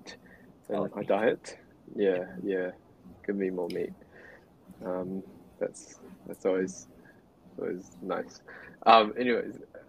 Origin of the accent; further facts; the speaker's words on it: New Zealand; My girlfriend is Cambodian, whereas I'm Chinese, and we're born and raised in New Zealand